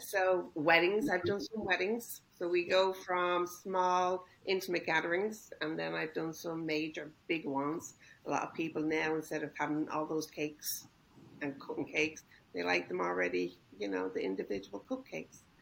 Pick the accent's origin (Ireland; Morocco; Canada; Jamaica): Ireland; moved away as an adult; now in Costa Mesa, United States; I'm originally from Ireland. I've lived here in uh-huh. Costa Mesa for over thirty years